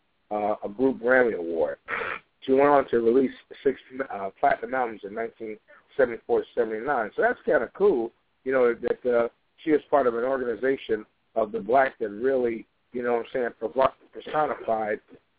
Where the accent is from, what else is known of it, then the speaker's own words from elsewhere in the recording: Chicago, Illinois, United States; on the south side of Chicago, my hometown